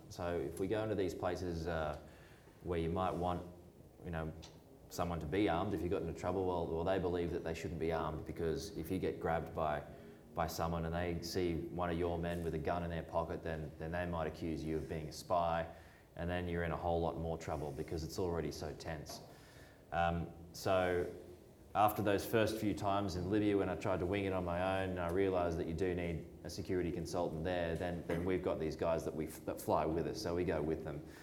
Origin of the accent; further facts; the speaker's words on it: Australia; where are you from? And I said, Australia.